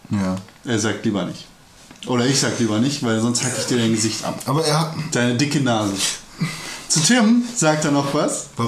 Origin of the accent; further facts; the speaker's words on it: Turkey; Ja, ich bin ja Türke. Also ich war mal.